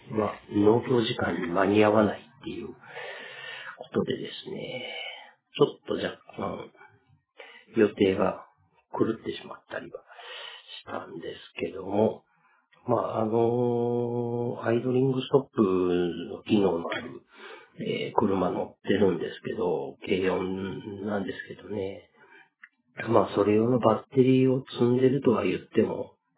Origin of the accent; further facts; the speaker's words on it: Matsuyama, Ehime, Japan; 地元の松山祭り